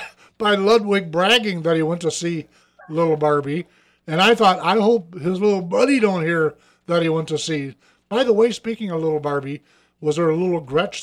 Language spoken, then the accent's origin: English; Michigan, United States; No, I'm from Michigan.